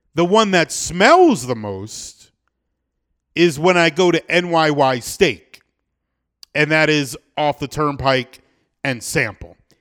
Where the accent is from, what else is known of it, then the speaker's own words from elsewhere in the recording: South Florida, United States; born and raised in South Florida